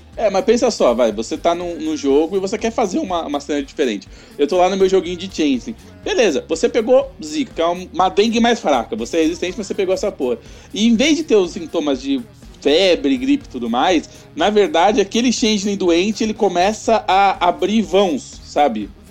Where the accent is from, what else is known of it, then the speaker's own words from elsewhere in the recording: São Paulo, Brazil; eu sou de São Paulo